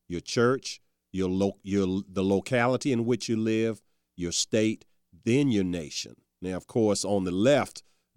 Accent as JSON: {"language": "English", "area": "Charles City County", "region": "Virginia", "country": "United States", "tie": "born or raised there", "also_born_or_lived": "Newport News, Virginia", "said": "it was my childhood growing up in Charles City County. At least I spent all my summers in Charles City. For quite a few years, we lived in Newport News, but every summer in Charles City, and then, you know, we moved back to Charles City when I was 12"}